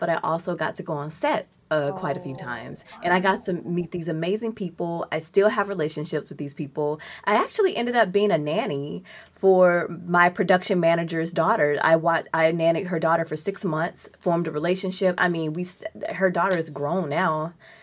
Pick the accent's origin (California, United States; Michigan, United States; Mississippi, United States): Mississippi, United States; also born or lived in Georgia; now in Seattle, United States; I'm from Mississippi, right? I lived in Georgia